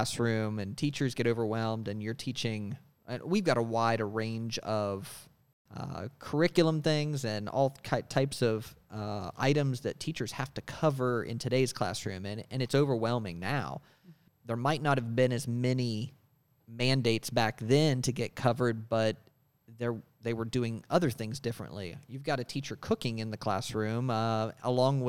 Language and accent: English; Wood County, West Virginia, United States; I was born and raised in Wood County